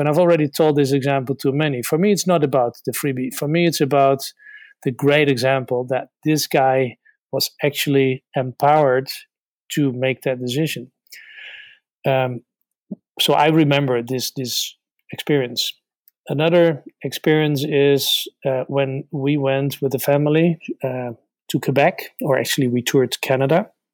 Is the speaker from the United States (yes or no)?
no; Netherlands; we're from Holland